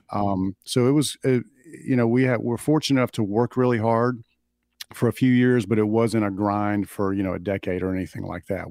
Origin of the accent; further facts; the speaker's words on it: Clinton, Alabama, United States; growing up in the South in this little town